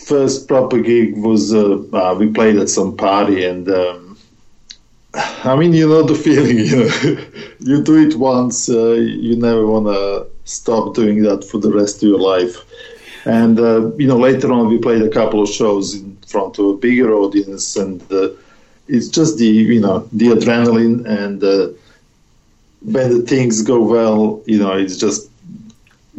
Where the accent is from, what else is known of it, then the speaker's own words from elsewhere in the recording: Serbia; moved away; in my hometown